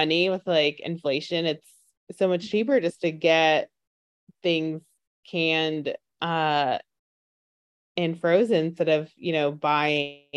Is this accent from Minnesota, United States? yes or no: no; New York, United States; I'm from New York, and I don't know, bodegas, they're just essentially like your convenience market, but I always grew up saying bodega